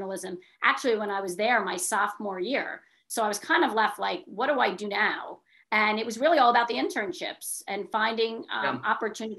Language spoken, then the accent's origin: English; New York, United States; moved away as an adult; I grew up in New York